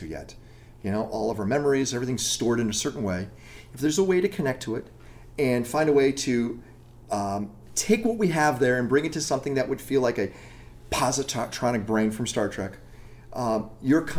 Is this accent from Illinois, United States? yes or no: yes; Chicago, Illinois, United States; now in Los Angeles, United States; I'm from Chicago